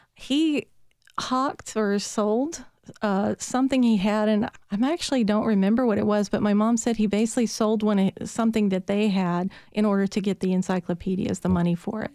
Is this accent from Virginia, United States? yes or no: yes; Petersburg, Virginia, United States; accent: Southern; now in Nashville, United States; I was born in Petersburg, Virginia